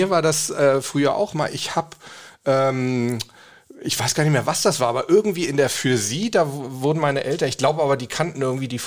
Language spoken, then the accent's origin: German; Hamburg, Germany; also ich komme ja aus Hamburg